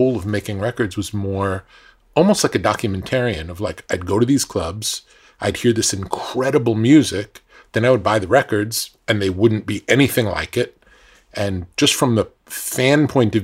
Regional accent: New York, United States; growing up in New York

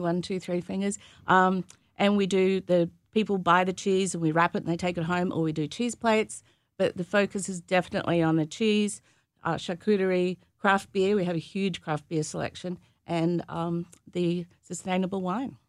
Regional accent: Gympie, Queensland, Australia; moved away as an adult; also born or lived in Sydney / Melbourne / San Francisco; now in United States; my hometown is Gympie

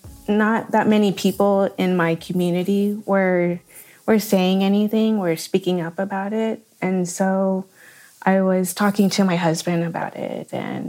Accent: Vietnam; moved away; when I tell them, "Oh, I'm from Vietnam,"

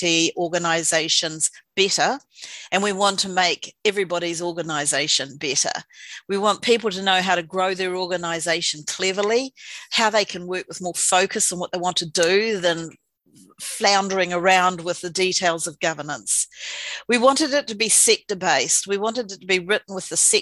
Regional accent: Invercargill, Southland, New Zealand; moved away as an adult; also born or lived in Dunedin; now in Wellington, New Zealand; I moved to Wellington from Invercargill, from Waihopai, where I was born and bred.

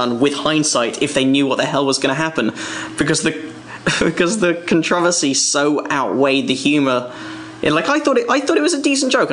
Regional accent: England, United Kingdom; moved away as an adult; now in United States; I was born in England, which is part of Britain.

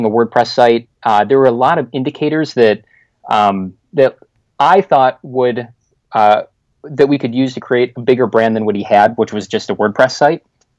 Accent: Chicago, Illinois, United States; moved away as an adult; now in Winter Garden, Florida, United States; I'm born and raised in Chicago

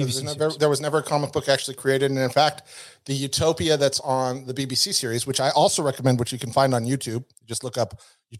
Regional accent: Reno, Nevada, United States; I'm from Reno.

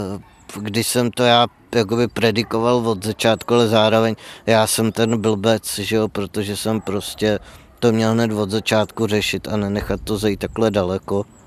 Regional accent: Louny, Ústí nad Labem Region, Czechia; pocházím z Lon, což je malý město severozápadně od Prahy.

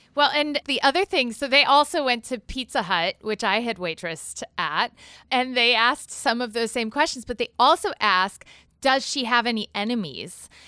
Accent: Galesburg, Illinois, United States; I was raised in Galesburg, Illinois

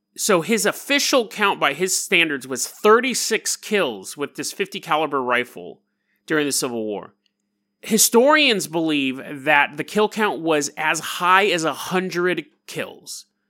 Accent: California, United States; California, my home state

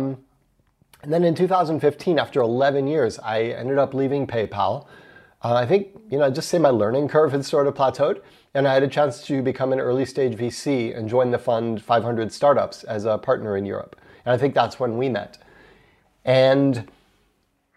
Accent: United States; accent: American; I'm American

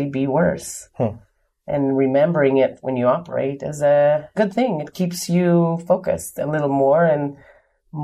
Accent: Israel; moved away as an adult; now in Richmond, United States; I was born and raised in Israel, moved to the U.S. in September of 99

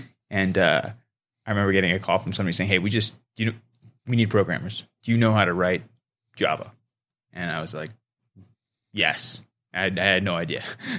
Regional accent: Palo Alto, California, United States; So I was born and raised in Silicon Valley. So I'm a local kid that never left the Bay Area, basically.

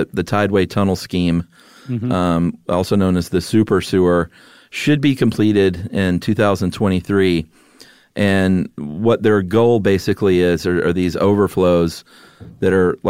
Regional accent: New England, United States; I'm from New England and have lived all over New England, and I'm still in New England.

